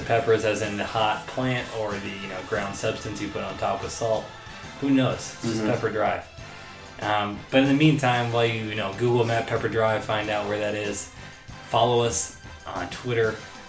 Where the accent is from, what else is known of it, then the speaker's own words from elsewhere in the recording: Los Angeles, California, United States; I'm from L.A., and I'll say they're from, I'm from Dodger Stadium, near Dodger Stadium, near downtown.